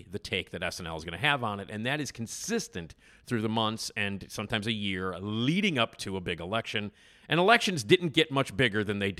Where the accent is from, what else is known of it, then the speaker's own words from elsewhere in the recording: Chicago, Illinois, United States; I am a lifelong Chicagoan. I grew up on Addison Street, the same street that Wrigley Field is located on